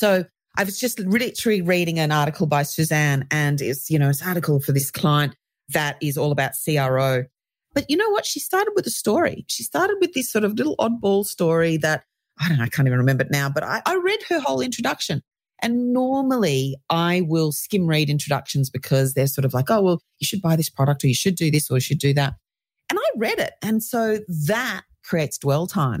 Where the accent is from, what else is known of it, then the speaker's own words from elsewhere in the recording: Australia; accent: Australian; as you can tell by my accent, I'm Australian